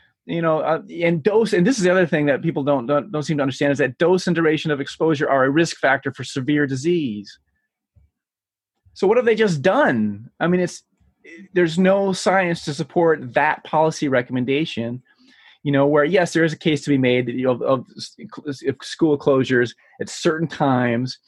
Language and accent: English; Michigan, United States; here from my home state of Michigan